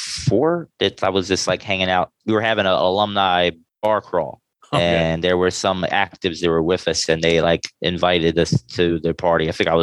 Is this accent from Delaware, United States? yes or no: yes; Delaware, United States; moved away as an adult; also born or lived in New York; I'm born and raised in Delaware, but I stand-up comedy. I started in Philly.